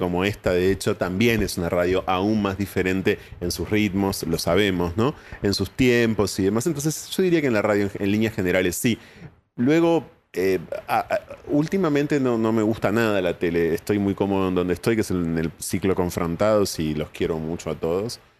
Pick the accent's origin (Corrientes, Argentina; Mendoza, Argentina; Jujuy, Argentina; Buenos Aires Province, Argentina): Buenos Aires Province, Argentina; Ensenada; yo nací en Ensenada